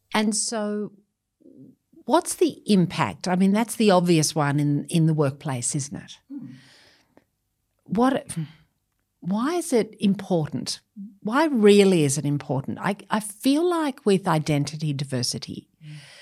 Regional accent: Australia; first language English; I've lived a life of people saying, Where are you from? Australia. Yes, but where are you really from? Australia

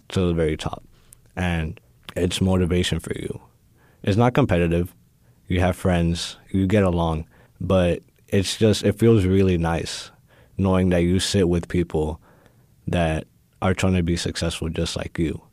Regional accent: Houston, Texas, United States; I was born and raised here in Houston, in A Leaf

